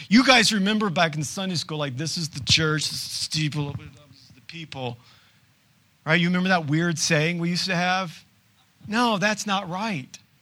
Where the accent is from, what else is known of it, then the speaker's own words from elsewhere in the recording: United States; as modern-day Americans